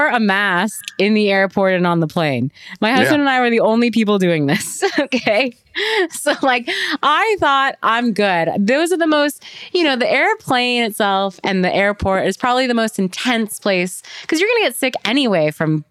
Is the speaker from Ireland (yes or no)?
no; Canada; I'm Canadian